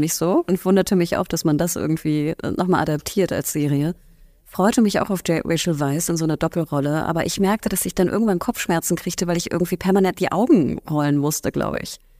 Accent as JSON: {"language": "German", "region": "Hamburg", "country": "Germany", "said": "wenn man Hamburgerin ist, und ich bin Hamburgerin"}